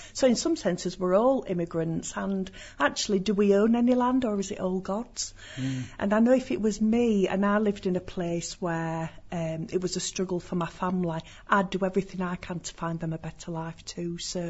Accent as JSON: {"language": "English", "region": "Yorkshire and the Humber", "country": "United Kingdom", "said": "Well, being a Yorkshire lass, you know, I think we're just very welcoming."}